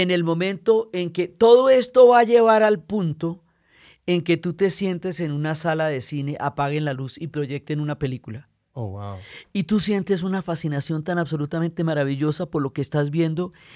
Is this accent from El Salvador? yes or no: no; Colombia; also born or lived in Chicago, United States; yo me crié en Chicago, chiquita, y luego regresamos a Colombia